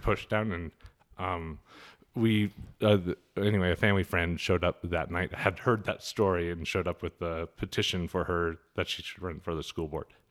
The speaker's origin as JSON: {"language": "English", "town": "Helena", "region": "Montana", "country": "United States", "tie": "born or raised there", "also_born_or_lived": "Chicago", "moved": "as an adult", "lives_now": "Kalispell, United States", "said": "growing up in Helena"}